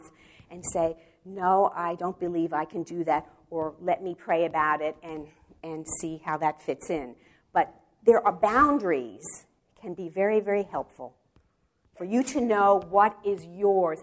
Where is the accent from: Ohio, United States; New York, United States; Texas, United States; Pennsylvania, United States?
New York, United States; New York City; moved away as an adult; now in Wichita, United States; I'm from the Bronx